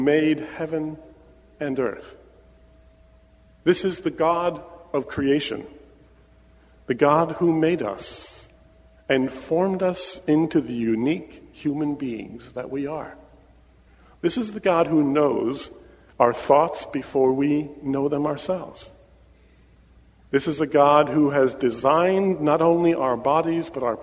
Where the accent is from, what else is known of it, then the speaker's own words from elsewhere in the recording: Pennsylvania, United States; moved away as an adult; my wife and I were born and raised in Pennsylvania